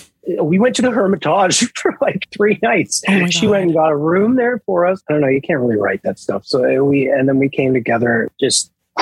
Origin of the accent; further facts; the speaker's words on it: Nova Scotia, Canada; I am from Nova Scotia.